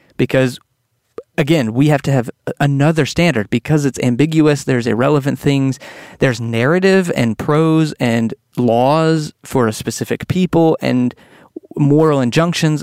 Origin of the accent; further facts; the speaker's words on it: Texas, United States; growing up in Texas